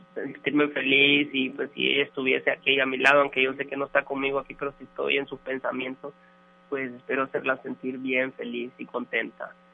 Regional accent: Honduras; moved away as an adult; now in Monterrey, Mexico; que dije que era hondureño

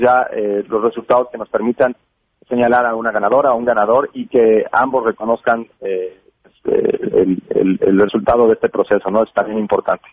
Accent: Mexico; now in United States; como periodista y como inmigrante mexicano en los Estados Unidos

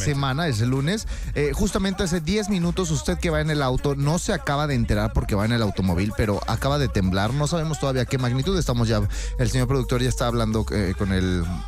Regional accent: Mexico; como mexicanos

